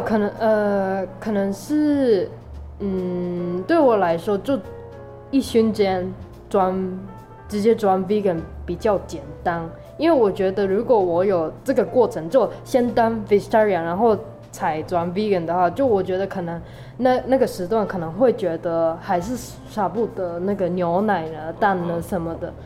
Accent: Aichi, Japan; Chinese is a second language; moved away as an adult; now in Kaohsiung, Taiwan; 我是来自日本爱知县的。

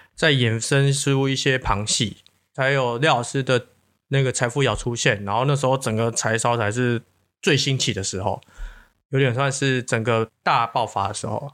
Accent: Taiwan; 我们台湾人

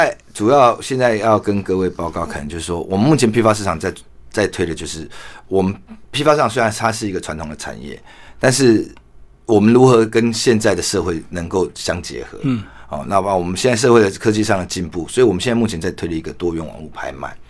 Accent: Taiwan; 我们台湾话，我们行业里面在台湾话有讲究，回金回头啦。

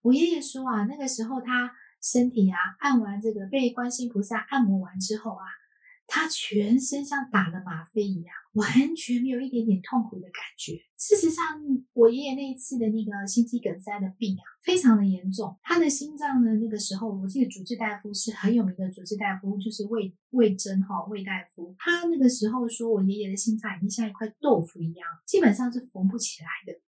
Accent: Taiwan; 我是，呃，生活在，出生就是在台湾

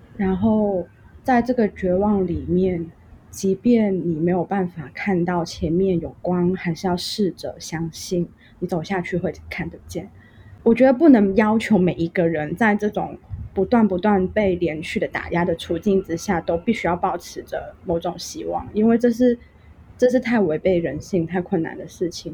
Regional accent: Hong Kong; moved away as an adult; now in Taiwan; 我们香港人这个群体反而在街头上对不认识的人也非常的愿意给出自己的帮忙

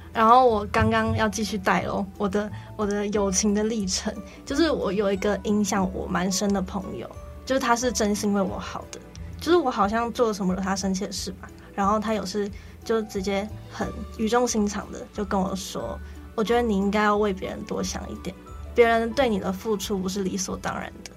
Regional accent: Taipei, Taiwan; 我就是那种土生土长的台北小孩，哦。然后又是独生女

